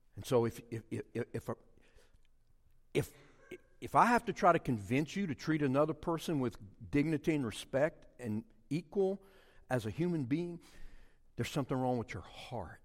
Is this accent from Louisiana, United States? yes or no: yes; Cajun community, Louisiana, United States; We were the Smiths of the Cajun community